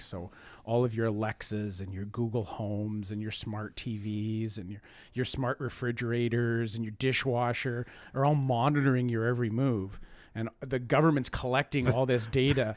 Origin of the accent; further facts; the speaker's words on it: Canada; I'm Canadian